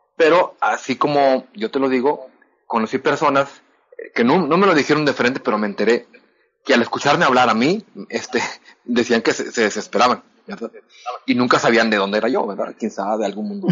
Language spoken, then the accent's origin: Spanish; Monterrey, Nuevo León, Mexico; accent: norteño, Monterrey accent; yo hablo como norteño